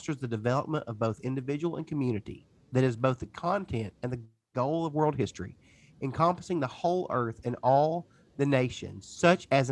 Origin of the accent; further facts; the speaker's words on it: Tennessee, United States; I'm from Tennessee.